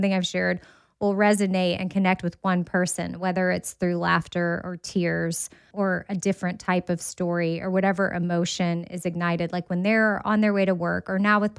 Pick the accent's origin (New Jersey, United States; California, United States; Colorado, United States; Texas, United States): Texas, United States; Austin; I went to Texas A&M, but I grew up in Austin